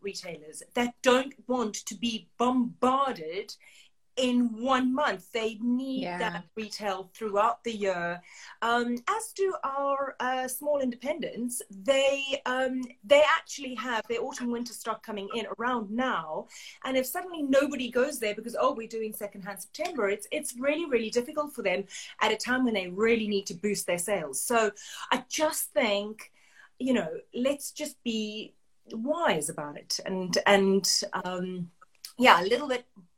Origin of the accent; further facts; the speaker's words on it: South Africa; as a South African